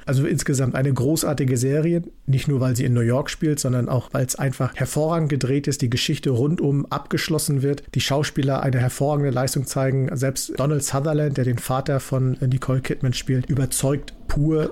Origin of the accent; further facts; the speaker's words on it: East Germany, Germany; ich bin ja ein Kind der DDR